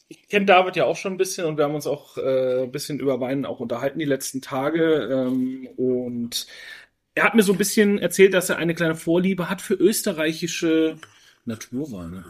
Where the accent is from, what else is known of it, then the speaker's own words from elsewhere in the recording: Franconia, Bavaria, Germany; moved away; in meine Heimat nach Franken